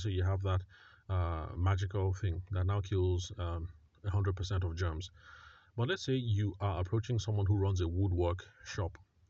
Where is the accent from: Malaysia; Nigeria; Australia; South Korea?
Nigeria; Benue; because I'm Tiv from the Middle Belt, Benue State, or North Central, depending on how some people like to call it